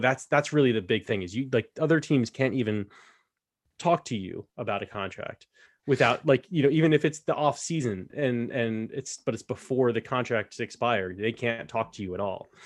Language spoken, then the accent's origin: English; United States; to me as an American